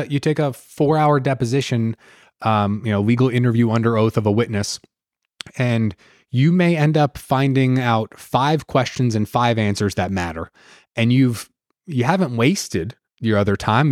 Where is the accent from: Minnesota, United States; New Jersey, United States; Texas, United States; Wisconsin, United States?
New Jersey, United States; Jersey Shore; moved away as an adult; also born or lived in South Carolina / Georgia; now in Atlanta, United States; I grew up on the Jersey Shore